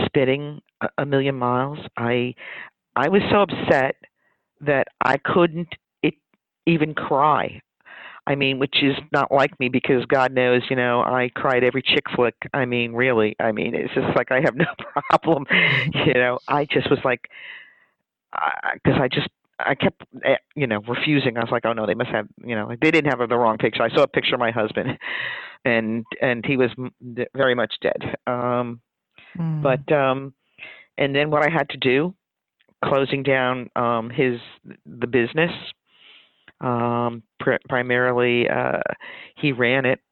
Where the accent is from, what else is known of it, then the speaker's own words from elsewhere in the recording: New York City, New York, United States; I was born in Brooklyn